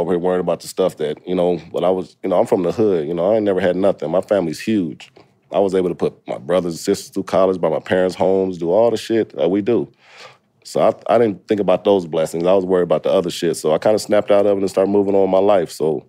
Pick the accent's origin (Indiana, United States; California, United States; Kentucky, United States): Indiana, United States; I'm from Indiana. We don't know shit about HBCUs there. We don't have any.